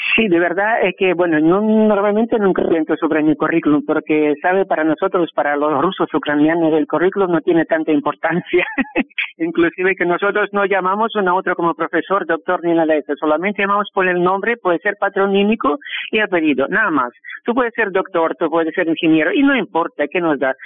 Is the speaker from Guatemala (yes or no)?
no; Rostov-on-Don, Rostov Oblast, Russia; Spanish is a second language; also born or lived in Donetsk, Ukraine; now in Asunción, Paraguay; Sí, yo nací en Rusia, en la ciudad que se llama Rostov del Don